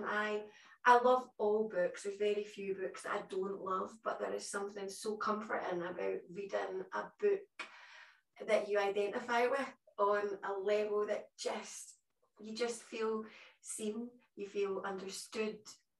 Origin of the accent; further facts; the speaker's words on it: Glasgow, Scotland, United Kingdom; accent: Glaswegian; now in Edinburgh, United Kingdom; I myself was ashamed of my accent for a long time growing up, and I don't have a particularly strong Glaswegian accent anymore, because I've lived in Edinburgh for so long